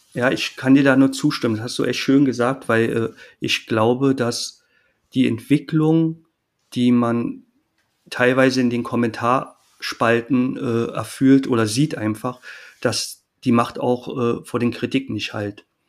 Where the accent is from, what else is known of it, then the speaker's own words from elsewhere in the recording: Berlin, Germany; also born or lived in Jena; Für mich als äh, Berliner